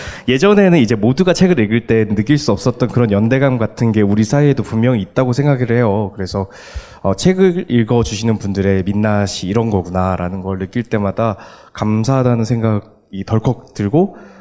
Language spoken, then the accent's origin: Korean; Daegu, South Korea; 제 고향이었던 수성못이라는 곳이 있어요, 대구에.